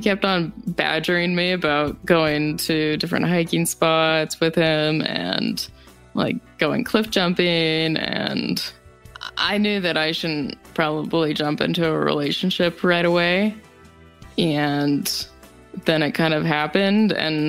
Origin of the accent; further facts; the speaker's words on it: Rapid City, South Dakota, United States; I was born and raised in Rapid City, South Dakota, and I graduated with an art degree